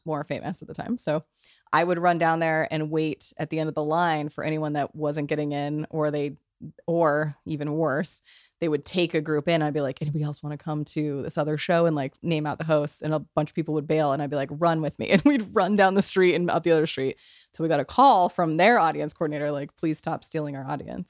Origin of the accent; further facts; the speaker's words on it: New Mexico, United States; moved away; also born or lived in New York; I, I come from New Mexico, which is a very, uh, intense culture.